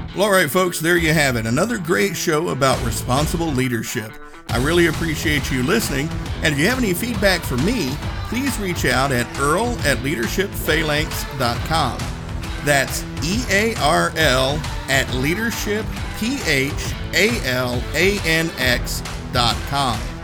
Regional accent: Northeast Tennessee, United States; now in Indianapolis, United States; I'm from Northeast Tennessee

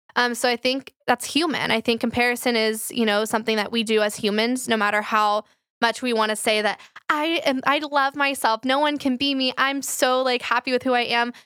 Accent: Flower Mound, Texas, United States; I grew up in Flower Mound

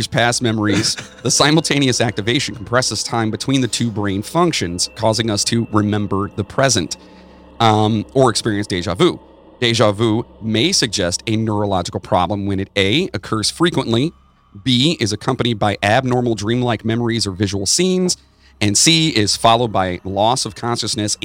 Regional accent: Cleveland, Ohio, United States; we are from the Cleveland area

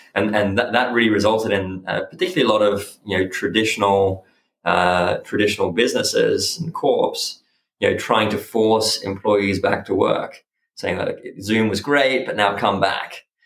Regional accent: Byron Bay, New South Wales, Australia; born or raised there; also born or lived in Switzerland; now in London, United Kingdom

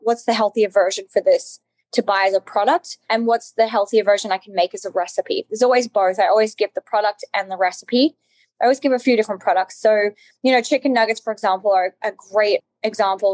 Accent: Alice Springs, Northern Territory, Australia; I, am Australian. I grew up in Australia. I grew up in Outback Australia, actually, in Alice Springs, which is right in the center of Australia.

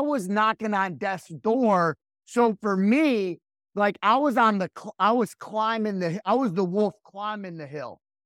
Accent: Rockford, Illinois, United States; now in Raleigh, United States; I was born and raised right outside of Chicago, Illinois

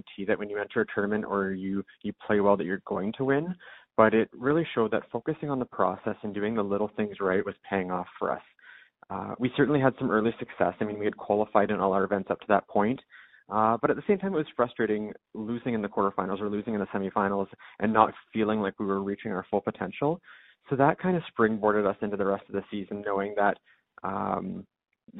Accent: London, Ontario, Canada; I'm from London

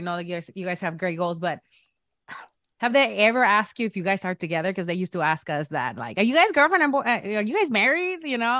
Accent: Mexico; now in United States; I'm from Mexico. So coming here, it was like a big, shock.

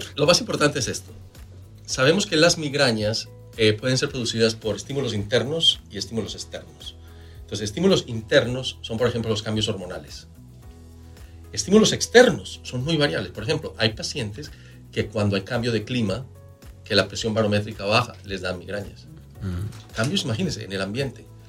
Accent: Manizales, Caldas, Colombia; yo vengo de Manizales, en Colombia, donde nosotros desayunamos con una taza de, de chocolate caliente

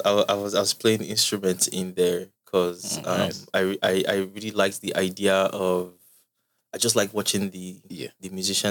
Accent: Bayelsa, Nigeria; also born or lived in Toronto; now in Lagos, Nigeria; I'm from Bayelsa State.

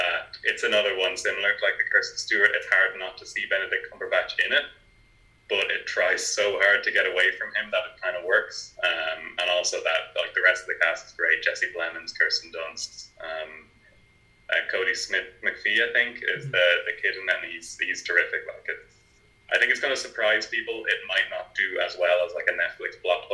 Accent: Navan, County Meath, Ireland; I'm from Navan, so I'm not far from where it was filmed.

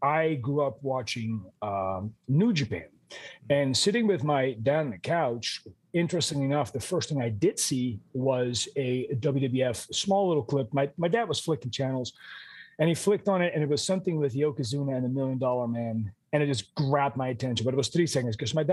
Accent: Amsterdam, North Holland, Netherlands; moved away; I grew up in Amsterdam, the Netherlands

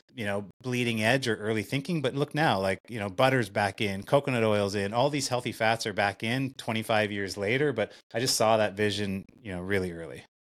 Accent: Winnipeg, Manitoba, Canada; in Winnipeg, in, in my hometown

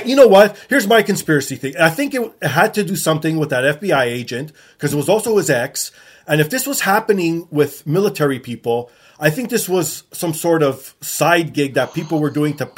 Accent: Canada; I'm Canadian

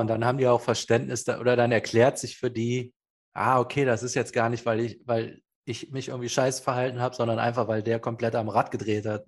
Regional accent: Cologne, North Rhine-Westphalia, Germany; ich bin zurück nach Köln, da wo ich herkomme.

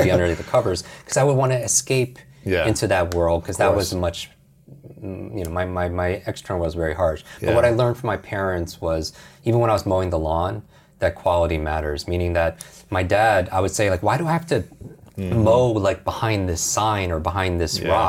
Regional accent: Westchester, New York, United States; So I grew up outside New York City in Westchester, New York, which is the home of the X-Men

